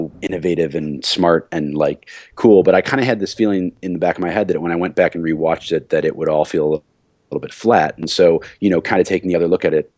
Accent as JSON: {"language": "English", "town": "Chicago", "region": "Illinois", "country": "United States", "tie": "born or raised there", "moved": "yes", "said": "I am in temporary housing in the lovely city of Chicago, Illinois, the city of my birth"}